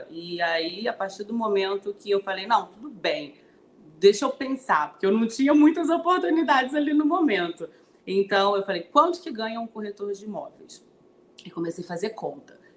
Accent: Brasília, Federal District, Brazil; also born or lived in Codó; now in Rio de Janeiro, Brazil; Eu sou de Codó, Maranhão, de Codó para o mundo, né? Minha cidade querida. Fui criada em Brasília e estou na cidade maravilhosa há 14 anos.

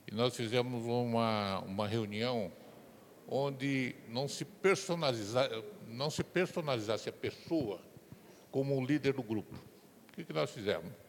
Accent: Registro, São Paulo, Brazil; sou da cidade de Registro, Vale Olibeira

